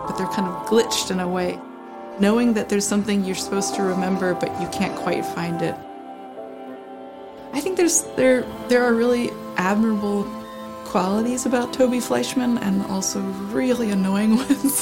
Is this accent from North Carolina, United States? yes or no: yes; Greenville, North Carolina, United States; I grew up in Greenville, North Carolina